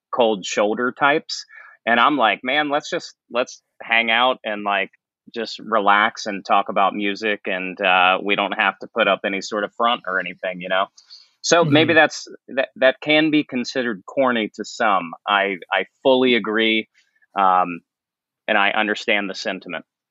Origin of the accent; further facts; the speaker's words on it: St. Marys, West Virginia, United States; moved away; I grew up in a tiny town in West Virginia called St. Mary's